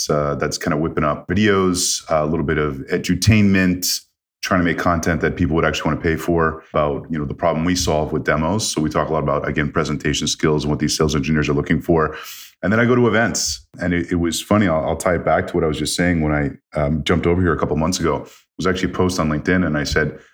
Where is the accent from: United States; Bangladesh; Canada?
Canada; moved away as an adult; also born or lived in Toronto; I grew up in Canada